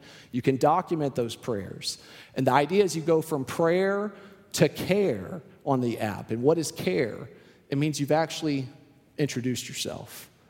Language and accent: English; Houston, Texas, United States; now in Austin, United States; I came from Houston, which is a completely different city. Houston, I remember there were lights everywhere, street lights, highway lights, just lights everywhere. You couldn't find a dark corner in Houston, Texas, it felt like.